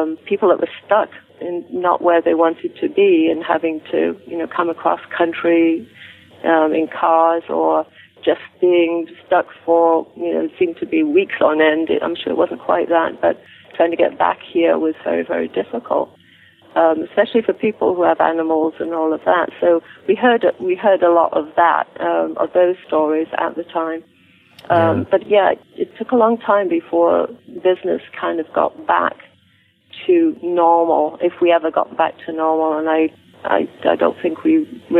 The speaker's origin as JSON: {"language": "English", "region": "England", "country": "United Kingdom", "moved": "yes", "lives_now": "United States", "said": "since I'm from England"}